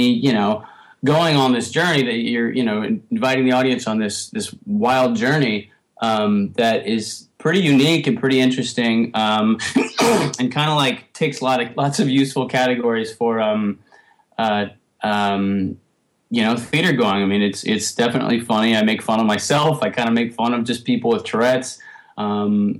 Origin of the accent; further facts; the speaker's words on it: New York, United States; growing up in New York in the 80s and 90s